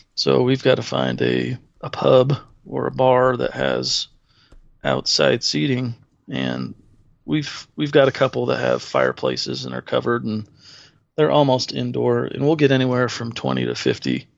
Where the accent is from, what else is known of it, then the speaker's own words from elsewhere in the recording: Salt Lake City, Utah, United States; also born or lived in Sacramento, California; My folks decided it was getting too busy in California and moved us out here into the middle of nowhere at the time, Salt Lake City, Utah.